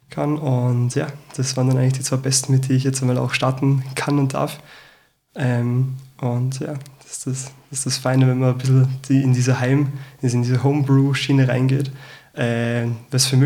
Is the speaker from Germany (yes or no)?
no; Salzburg, Austria; now in Vienna, Austria; ich bin Salzburger, bin jetzt seit vier Jahren in Wien